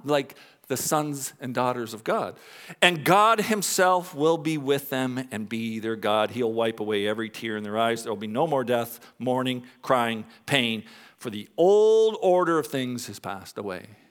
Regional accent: Canada; also born or lived in Dallas, Texas; I'm Canadian

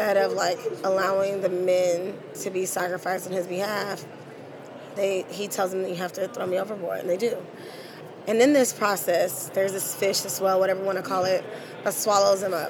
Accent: Los Angeles, California, United States; I'm from Los Angeles, California, and I'm actually here in my hometown

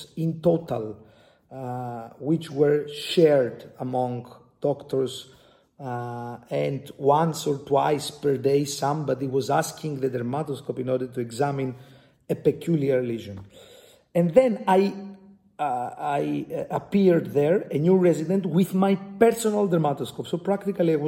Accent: Greece; from Greece, from the Aristotle University of Thessaloniki

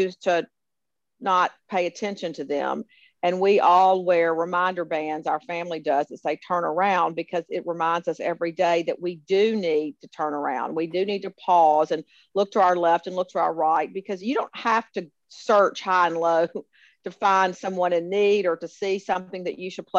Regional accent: Memphis, Tennessee, United States; always proud to be from Memphis and tell people that I'm from Memphis

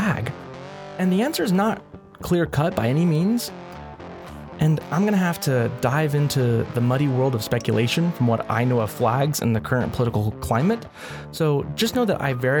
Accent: United States; As an American

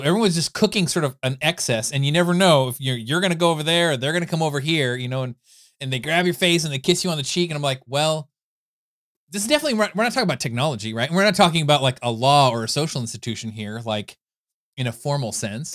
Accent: California, United States; I grew up in California

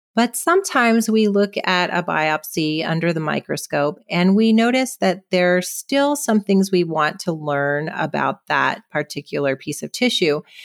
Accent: California, United States; also born or lived in Seattle, Washington / Boston, Massachusetts / San Francisco, California; now in San Luis Obispo, United States; I was born on the West Coast in Seattle and I grew up in California

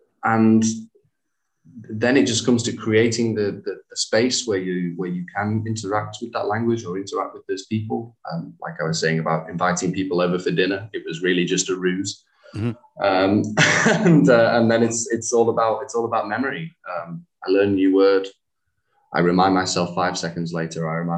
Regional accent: England, United Kingdom; now in Hanoi, Vietnam; So you're German? And I'm like, oh no, I'm English.

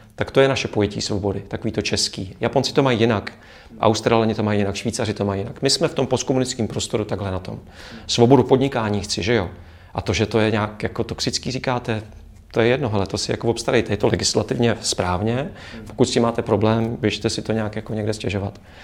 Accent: Czechia

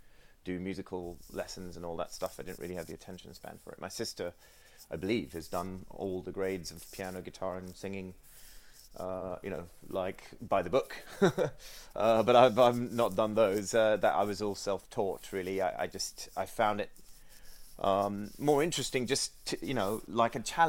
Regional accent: Sri Lanka; moved away; I grew up in Sri Lanka

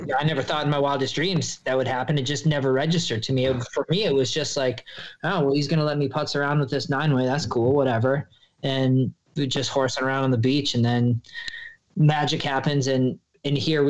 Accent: Minnesota, United States; moved away as an adult; also born or lived in San Diego; I grew up in Minnesota

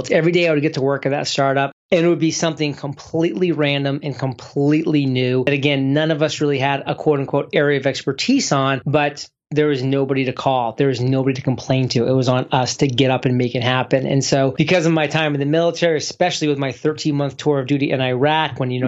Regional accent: Maine, United States; moved away; Maine was a great place to grow up because it was a small town

